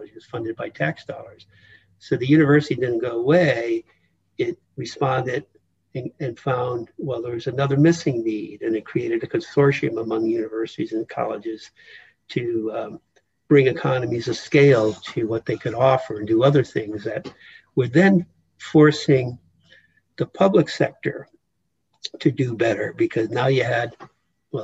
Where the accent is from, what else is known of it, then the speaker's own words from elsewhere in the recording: United States; here I was born in the United States